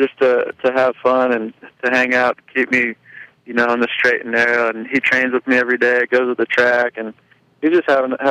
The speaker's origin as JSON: {"language": "English", "region": "Iowa", "country": "United States", "tie": "born or raised there", "moved": "as an adult", "lives_now": "North Carolina, United States", "said": "We grew up together in Iowa"}